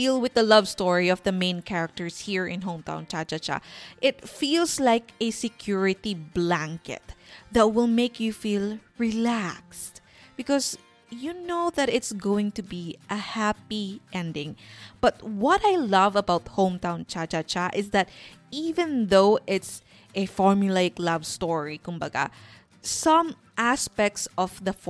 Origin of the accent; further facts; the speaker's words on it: Sorsogon, Bicol Region, Philippines; moved away; I grew up in a small town south of Sorsogon, and the beach is a 5-minute walk from our house